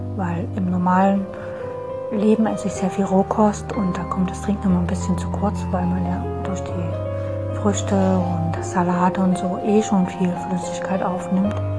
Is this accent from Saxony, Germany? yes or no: yes; Dresden, Saxony, Germany; Ich komme aus Dresden